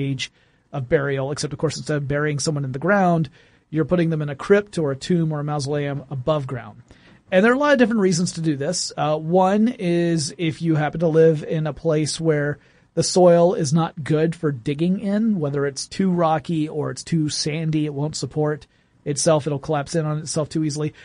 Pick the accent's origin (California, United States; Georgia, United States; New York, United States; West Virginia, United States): Georgia, United States; small town in; the big one in my hometown, the Strickland Funeral Home